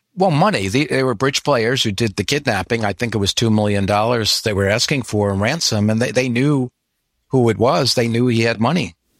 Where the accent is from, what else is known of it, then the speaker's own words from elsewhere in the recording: United States; moved away as an adult; now in Florida, United States; I grew up in the New York area